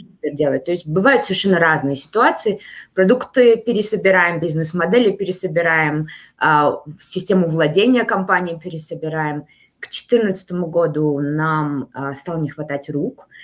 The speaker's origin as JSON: {"language": "Russian", "region": "Almaty", "country": "Kazakhstan", "tie": "born or raised there", "said": "Я родилась в Алмате"}